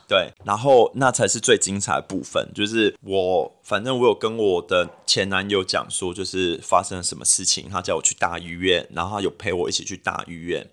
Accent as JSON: {"language": "Chinese", "region": "New Taipei", "country": "Taiwan", "also_born_or_lived": "Western Australia", "moved": "yes", "said": "因为我是新北人，所以我就在新北找一个 local 的，呃，test去检测一下 H I V"}